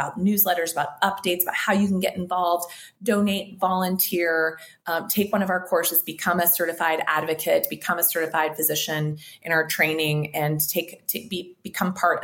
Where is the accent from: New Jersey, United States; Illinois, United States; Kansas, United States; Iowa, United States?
Kansas, United States; accent: twang; now in Mexico; I grew up in Kansas